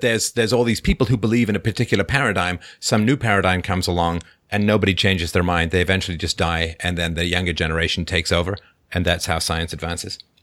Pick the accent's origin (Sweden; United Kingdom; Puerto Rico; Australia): United Kingdom; London; where I grew up in near Crystal Palace in, uh, in London